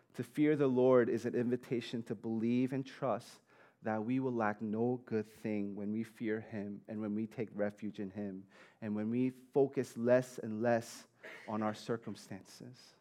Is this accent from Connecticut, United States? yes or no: no; New York City, New York, United States; I grew up in Staten Island